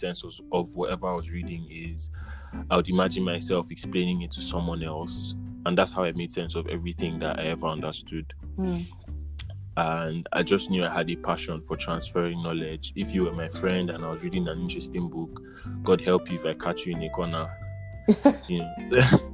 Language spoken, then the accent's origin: English; Northern Nigeria, Nigeria; I grew up in a conservative northern family in Nigeria